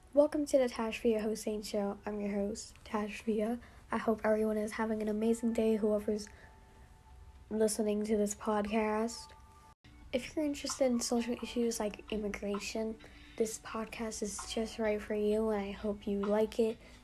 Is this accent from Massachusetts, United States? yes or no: no; New York, United States; I was born here in the United States, raised in New York